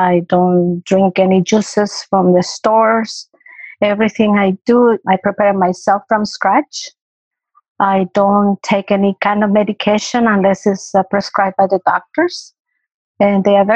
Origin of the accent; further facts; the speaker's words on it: El Salvador; moved away as an adult; am native from El Salvador, and I came here in 1978.